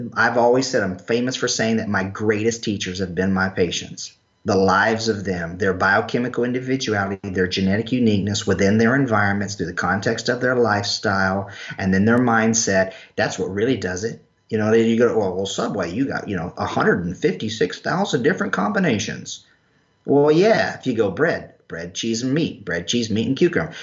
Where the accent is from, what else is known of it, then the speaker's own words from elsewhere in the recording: North Carolina, United States; also born or lived in Irish (ancestry); now in Florida, United States; I'm from North Carolina